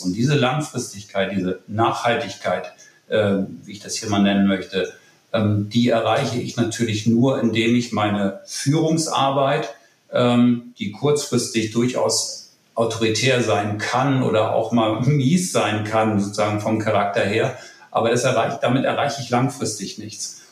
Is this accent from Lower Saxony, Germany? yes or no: no; Kiel, Schleswig-Holstein, Germany; accent: Nordlicht; wie man unschwer hört, ein Nordlicht, gebürtig in Kiel